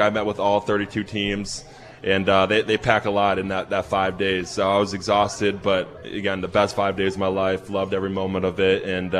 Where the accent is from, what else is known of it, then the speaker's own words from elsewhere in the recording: Chicago, Illinois, United States; I'm from Chicago area, but my parents have a place in, like, lower Wisconsin, Lake Geneva area.